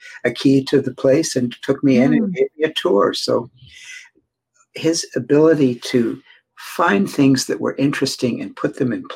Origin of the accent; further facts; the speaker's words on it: United States; being an American